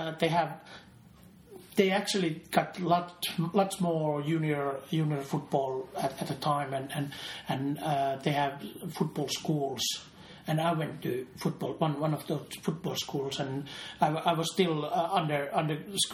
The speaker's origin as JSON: {"language": "English", "town": "Seinäjoki", "region": "South Ostrobothnia", "country": "Finland", "tie": "born or raised there"}